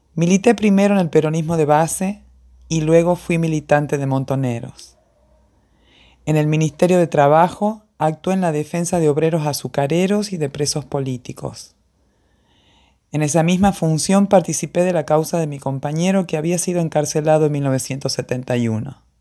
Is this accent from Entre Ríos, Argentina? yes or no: no; Tucumán, Argentina; moved away as an adult; also born or lived in Buenos Aires; soy tucumana